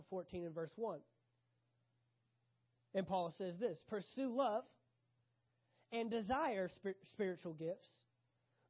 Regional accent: United States; especially as an American nation, Americanized individuals

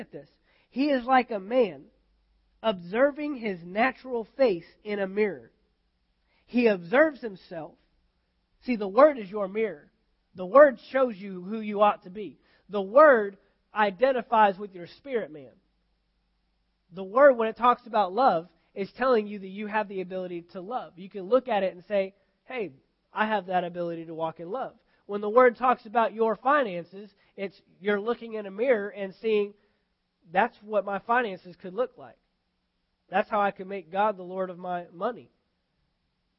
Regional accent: United States; I'm an American because I'm born in America

